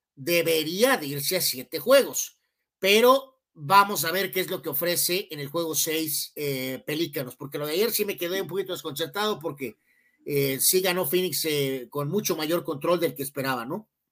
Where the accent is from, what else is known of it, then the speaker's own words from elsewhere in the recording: Guadalajara, Jalisco, Mexico; moved away; nosotros somos de Guadalajara